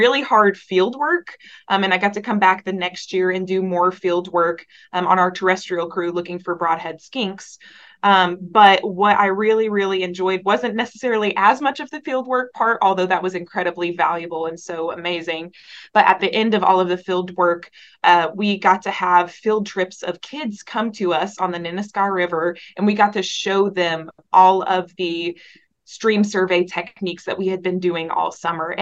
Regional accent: close to Little Rock, Arkansas, United States; moved away as an adult; now in Wichita, United States; I am actually originally from Arkansas, born and raised there, close to Little Rock.

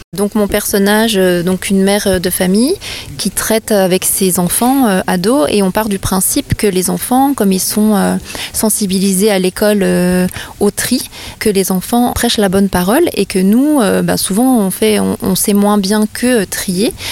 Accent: Vosges, Grand Est, France; je suis comédienne humoriste vosgienne

